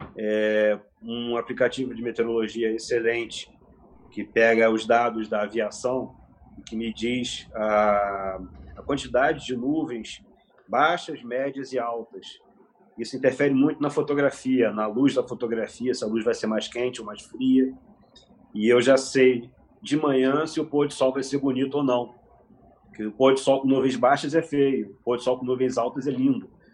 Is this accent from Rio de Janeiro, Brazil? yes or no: yes; Nova Friburgo, Rio de Janeiro, Brazil; Eu nasci no Rio de Janeiro, vim para Friburgo aos 4 anos de idade